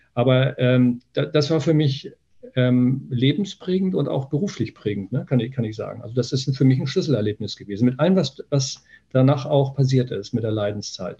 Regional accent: Niebüll, Schleswig-Holstein, Germany; now in Hanover, Germany; Ich komme aus Nordfriesland, ähm, aus Nibel. Das ist, also nördlicher geht es kaum.

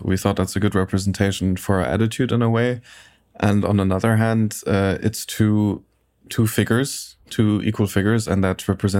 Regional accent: Munich, Bavaria, Germany; English is a second language; now in San Diego, United States; I'm from Munich in Germany.

